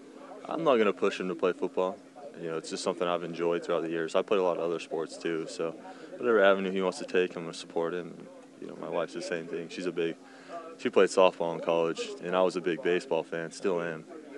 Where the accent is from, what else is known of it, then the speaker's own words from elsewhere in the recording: Idaho, United States; Idaho. So we didn't get to play year-round or anything, but it was just something I loved.